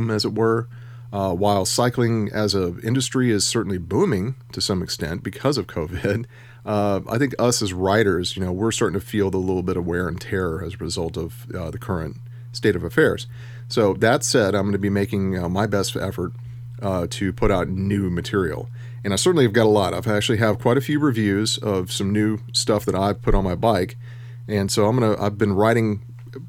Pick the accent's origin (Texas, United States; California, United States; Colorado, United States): Texas, United States; Houston; I was raised in Houston